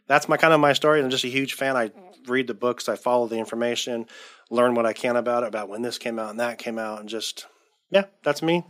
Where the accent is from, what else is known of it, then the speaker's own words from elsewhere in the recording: Southern California, United States; moved away as an adult; now in Oregon, United States; I'm from Southern California. Um, born and raised there till I was thirty years old till we moved up here to Oregon